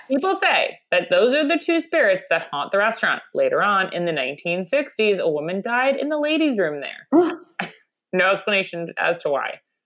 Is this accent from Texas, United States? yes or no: no; Long Island, New York, United States; my indigenous food um, to my hometown of Long Island or home area